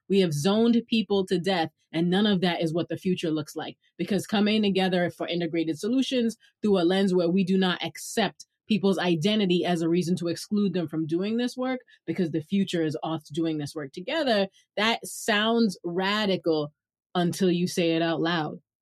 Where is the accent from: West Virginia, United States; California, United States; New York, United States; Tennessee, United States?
New York, United States; New York City; accent: Brooklyn; Tell people I'm from Brooklyn